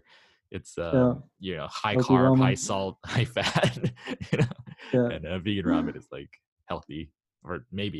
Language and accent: English; Hawaii, United States; I grew up in Hawaii